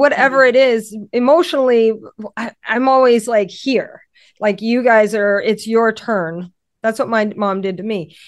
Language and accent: English; Louisiana, United States; now in Connecticut, United States; I'm from Louisiana